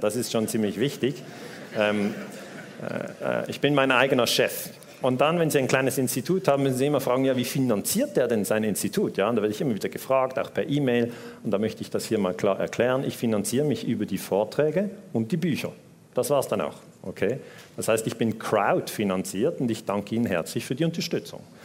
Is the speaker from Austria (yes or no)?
no; Switzerland; accent: Swiss; Ich bin Schweizer, hört man am Akzent